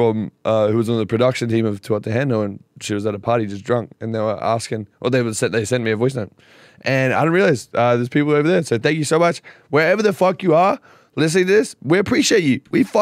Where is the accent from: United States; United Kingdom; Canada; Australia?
Australia; I'm from Australia.